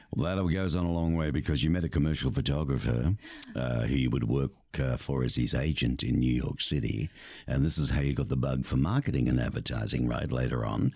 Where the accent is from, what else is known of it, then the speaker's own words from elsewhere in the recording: Australia; now in Tucson, United States; growing up in Australia where really you only got the snow if you went up looking to ski at a resort